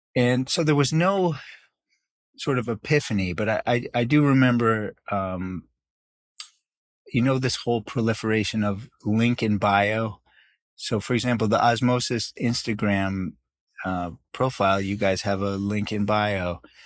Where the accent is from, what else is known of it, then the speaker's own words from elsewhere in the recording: New York, United States; also born or lived in South Africa / Canada; to New York, where I grew up for most of my life